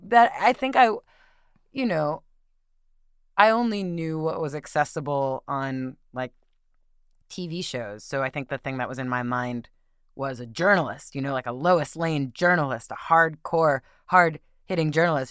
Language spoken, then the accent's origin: English; Westchester, New York, United States; moved away as an adult; also born or lived in Brooklyn, New York; now in San Francisco Bay Area, United States; they moved to the suburbs, and that's where I grew up.